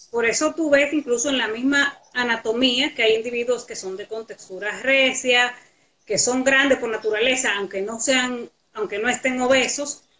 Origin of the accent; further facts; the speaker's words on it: La Vega, Dominican Republic; los que nos criamos juntos en La Vega